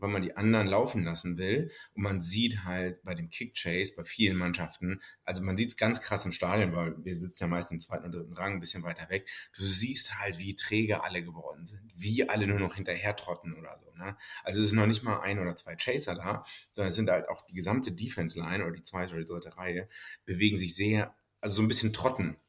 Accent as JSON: {"language": "German", "country": "Germany", "said": "als Deutscher"}